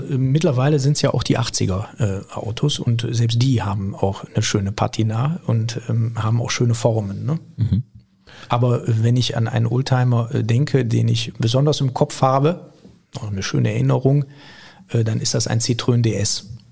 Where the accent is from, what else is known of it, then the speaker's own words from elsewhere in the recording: Viersen, North Rhine-Westphalia, Germany; ich bin in Viersen geboren, hab dort, äh, bin dort zur Schule gegangen und habe dann Abitur gemacht